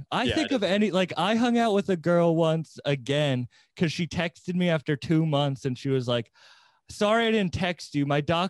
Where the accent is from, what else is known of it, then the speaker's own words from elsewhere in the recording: Cape Cod, Massachusetts, United States; I'm originally from the Cape, which is like a summer destination